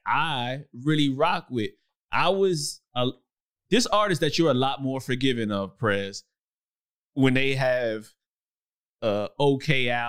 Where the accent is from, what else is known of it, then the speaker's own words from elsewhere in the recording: Brooklyn, New York, United States; moved away as an adult; I lived in Brooklyn, New York coming up. I left at 18.